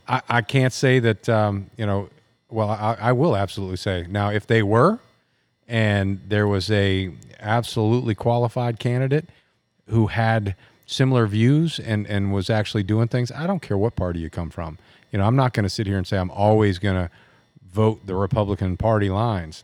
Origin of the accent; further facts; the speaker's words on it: United States; I'm an American. I was born here